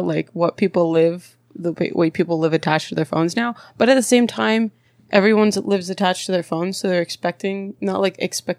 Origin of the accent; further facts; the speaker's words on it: Bakersfield, California, United States; born there; also born or lived in Maryland / Texas / Mexico / San Diego; I was born in Bakersfield, but then mm-hmm. I lived in Maryland, Texas, Mexico, San Diego, and then I'm here.